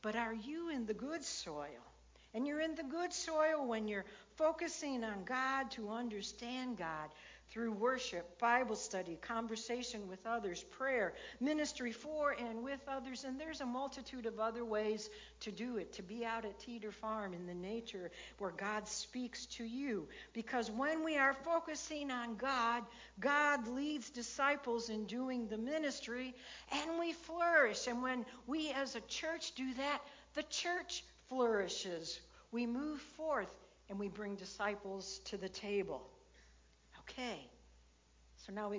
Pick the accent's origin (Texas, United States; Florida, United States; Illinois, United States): Illinois, United States; I grew up in Illinois